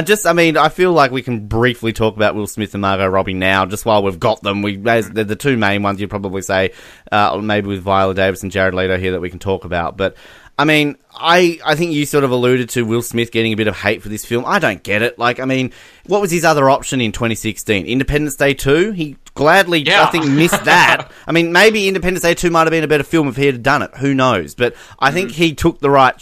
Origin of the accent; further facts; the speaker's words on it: Australia; as an Australian